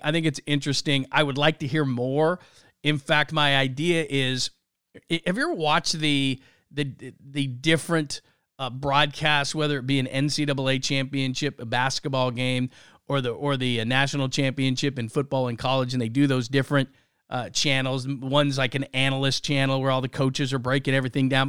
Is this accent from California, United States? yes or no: yes; Southern California, United States; now in Northern California, United States; I'm originally from Southern California